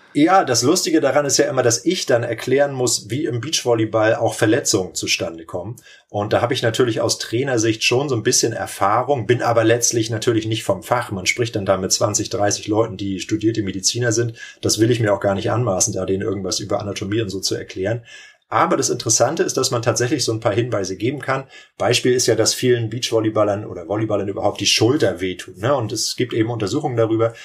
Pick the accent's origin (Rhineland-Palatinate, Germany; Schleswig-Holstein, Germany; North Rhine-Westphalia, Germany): Schleswig-Holstein, Germany; Lübeck; also born or lived in Kiel / Timmendorfer Strand; Ich komme ja hier aus der Region Timmendorf. Ich bin in Lübeck geboren